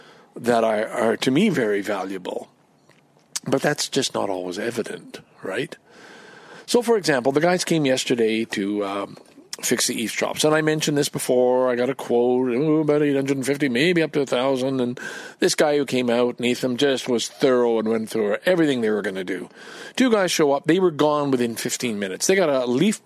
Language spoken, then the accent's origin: English; Canada; I'm Canadian